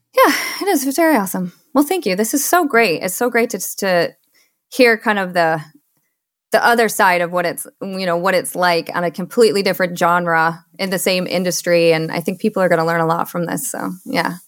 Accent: Michigan, United States; moved away as an adult; also born or lived in Seattle; I was born and raised in Michigan

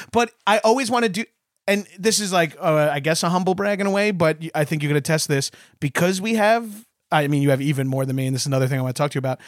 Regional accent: Long Island, New York, United States; we're both from Long Island

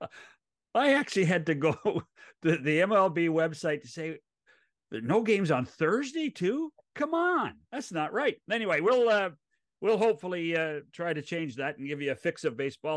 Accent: West Coast, United States; I grew up on the West Coast. I grew up as a National League kid.

